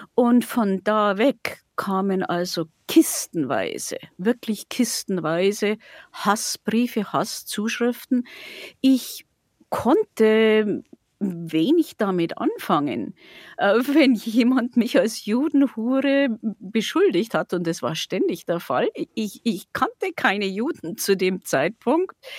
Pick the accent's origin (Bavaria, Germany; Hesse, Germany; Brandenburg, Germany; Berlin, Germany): Bavaria, Germany; Passau; in meiner Heimatstadt